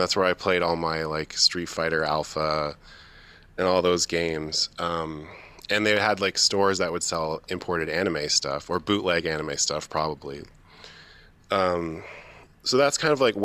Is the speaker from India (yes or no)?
no; London, Ontario, Canada; I'm from that area. I'm from London, Ontario, or I was born in London, Ontario, which is about 2 hours away from Toronto